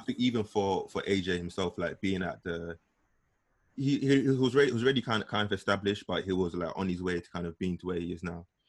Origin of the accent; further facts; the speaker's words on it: London, United Kingdom; growing up in East London